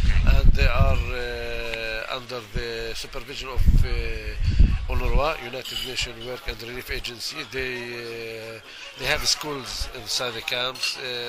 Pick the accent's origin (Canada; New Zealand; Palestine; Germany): Palestine; Bethlehem, West Bank; I was born in Bethlehem. I was raised in Bethlehem. I was not disposed or uprooted from my city.